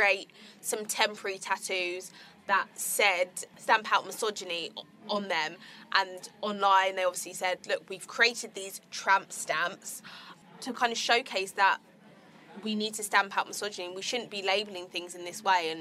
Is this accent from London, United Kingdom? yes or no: yes; Croydon, London, United Kingdom; I'm from Croydon.